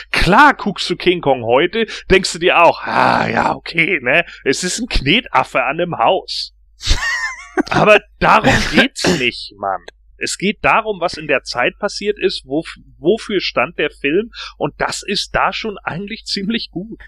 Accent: Germany; bei uns in Deutschland

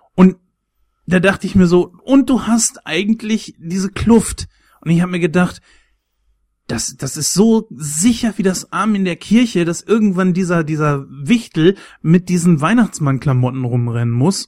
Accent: Germany; mich als Deutscher

